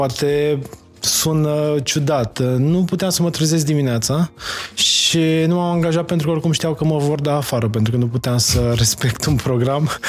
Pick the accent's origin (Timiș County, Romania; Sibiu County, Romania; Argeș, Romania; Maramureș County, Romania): Maramureș County, Romania; Mocira; moved away as an adult; also born or lived in Baia Mare, Romania; now in Dubai, United Arab Emirates; am născut în Baia Mare, am crescut în Dar Mocira.